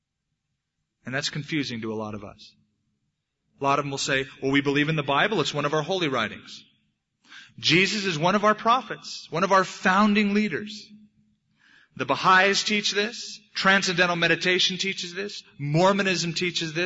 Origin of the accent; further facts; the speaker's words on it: United States; I'm an American